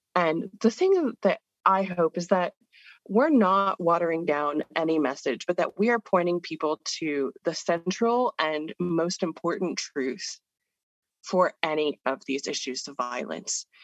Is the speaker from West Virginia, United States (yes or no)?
no; California, United States; moved away as an adult; now in Pittsburgh, United States; I was born and raised in California